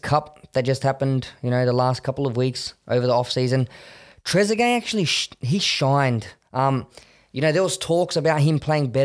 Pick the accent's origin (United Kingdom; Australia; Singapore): Australia; I think it's exciting being Australian